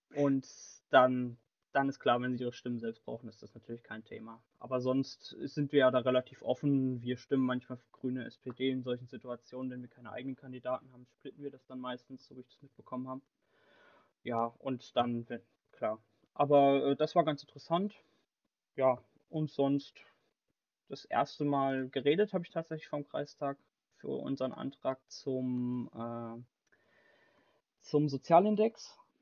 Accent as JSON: {"language": "German", "town": "Bad Schwalbach", "region": "Hesse", "country": "Germany", "said": "ich komme aus Bad Schwalbach"}